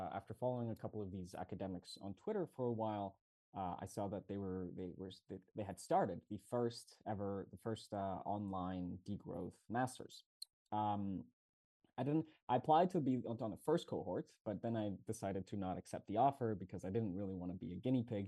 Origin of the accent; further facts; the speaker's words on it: Mexico City, Mexico; moved away as an adult; also born or lived in Montreal, Canada; now in Barcelona, Spain; I'm from Mexico City, Mexico